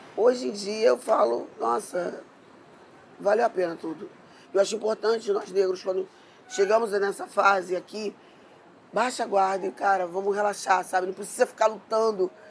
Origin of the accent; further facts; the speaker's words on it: Rio de Janeiro, Brazil; eu fui criada na Zona Sul